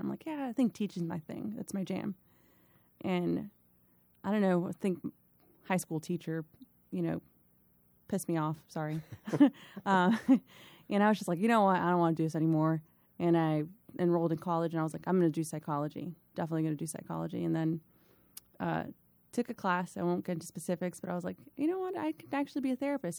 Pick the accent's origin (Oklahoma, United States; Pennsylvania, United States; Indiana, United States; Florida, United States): Florida, United States; Miami; moved away as an adult; now in Virginia, United States; I was born in Miami, Florida, born and raised Miami, Florida, uh, twenty-plus years there.